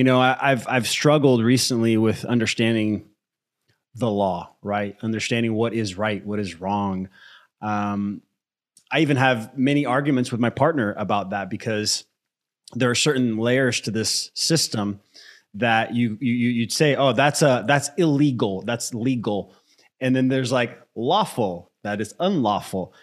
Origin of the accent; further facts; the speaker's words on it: United States; also born or lived in Brazil; I grew up in the US since I was 8